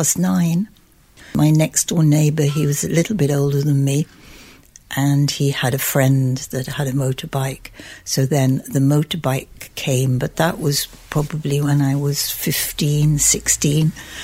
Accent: Bromborough, North West England, United Kingdom; Yes, it was, well, where we lived, it was a quiet area. nothing much happened. There were a few coffee bars. In fact, there was one coffee bar in Bromborough Village.

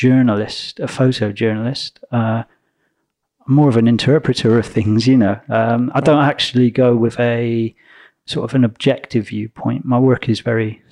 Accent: Gloucestershire, South West England, United Kingdom; accent: country bumpkin; As you can tell from my country bumpkin accent, I grew up in Gloucestershire.

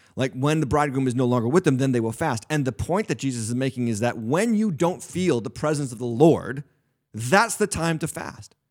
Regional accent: New England, United States; I'm a lifelong New Englander. Here I am pastoring a church in New England.

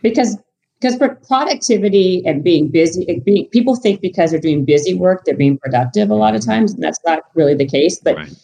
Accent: Canada; moved away; I'm Canadian

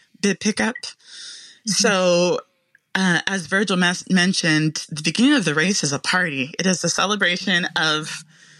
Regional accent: Memphis, Tennessee, United States; I was born in Memphis, Tennessee

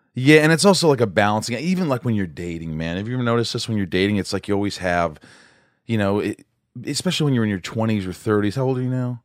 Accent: Southern Indiana, United States; I grew up in Indiana, Southern Indiana

